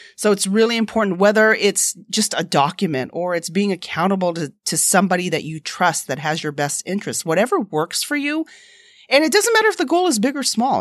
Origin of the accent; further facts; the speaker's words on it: United States; I'm an American citizen